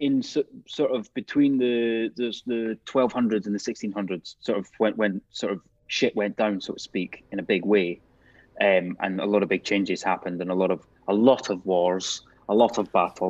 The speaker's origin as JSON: {"language": "English", "area": "Scottish Borders", "region": "Scotland", "country": "United Kingdom", "tie": "born or raised there", "said": "I grew up in the Scottish borders, literally on the border between Scotland and England."}